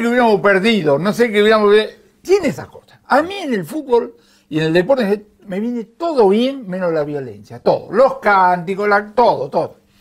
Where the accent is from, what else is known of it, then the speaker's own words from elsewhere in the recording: Buenos Aires, Argentina; yo nací en Liniers